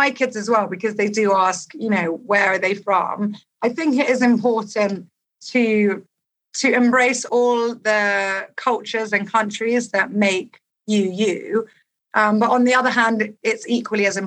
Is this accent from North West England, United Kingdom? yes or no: no; London, United Kingdom; born there; I was born in London. My father is from Lebanon, but he is originally as well half